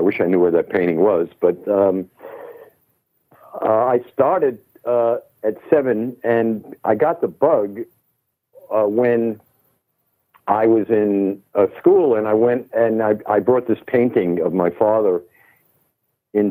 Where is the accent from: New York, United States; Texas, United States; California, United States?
New York, United States; New York City; moved away as an adult; also born or lived in Brooklyn, New York / London / Los Angeles; I'm born and raised in Manhattan. Brooklyn for a very short time, Brooklyn, New York.